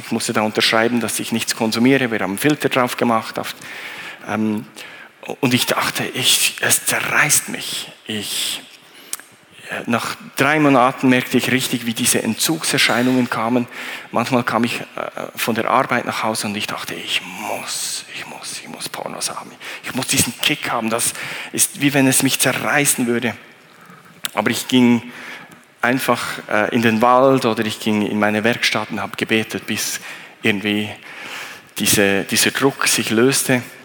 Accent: Thun, Bern, Switzerland; ich bin äh, in Thun aufgewachsen

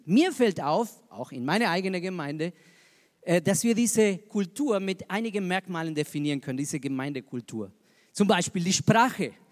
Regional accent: Argentina; moved away as an adult; also born or lived in Zürich, Switzerland; now in Regensburg, Germany; Ich bin Argentinier

